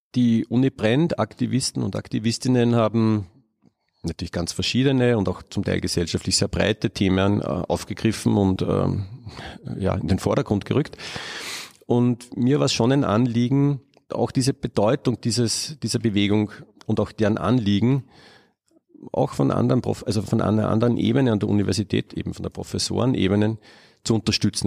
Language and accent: German; Upper Austria, Austria; ich bin auf einem Bauernhof aufgewachsen in Oberösterreich